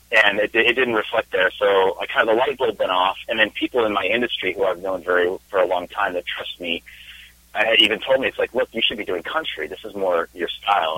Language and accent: English; Spokane, Washington, United States; moved away as an adult; now in California, United States; I am originally from Washington State. I grew up in Spokane